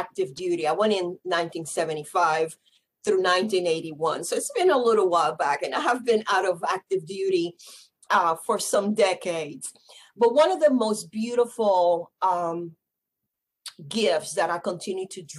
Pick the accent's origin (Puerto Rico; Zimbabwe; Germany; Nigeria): Puerto Rico; San Juan; I was born and raised in San Juan, Puerto Rico.